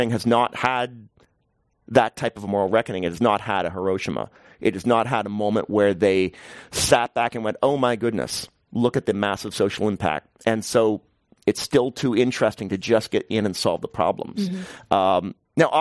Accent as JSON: {"language": "English", "country": "Canada", "moved": "yes", "lives_now": "New York, United States", "said": "I'm Canadian"}